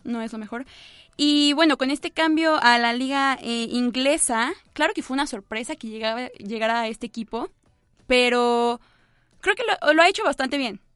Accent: Mexico

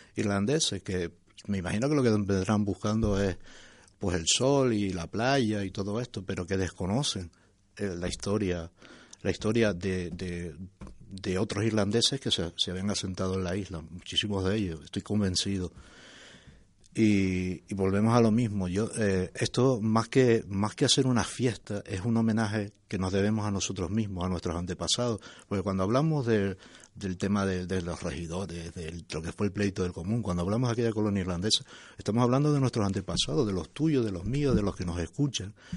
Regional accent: La Palma, Canary Islands, Spain; como palmero y como canario

